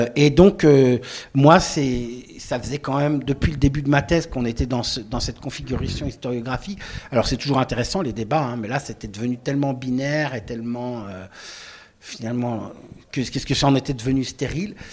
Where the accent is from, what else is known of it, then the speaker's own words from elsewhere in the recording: Lorraine, Grand Est, France; j'ai grandi en Lorraine